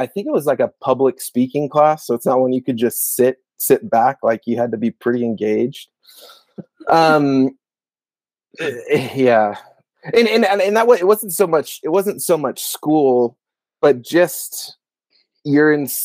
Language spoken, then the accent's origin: English; Gilbert, Arizona, United States; I grew up in Gilbert, Arizona